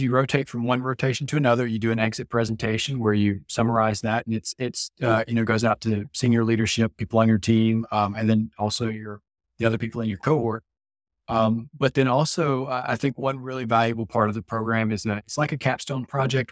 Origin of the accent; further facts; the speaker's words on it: Mississippi, United States; I'm from born and raised in Mississippi